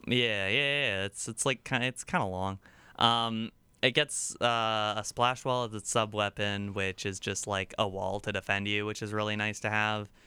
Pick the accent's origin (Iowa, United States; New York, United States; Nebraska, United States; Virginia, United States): Virginia, United States; I'm the one from Virginia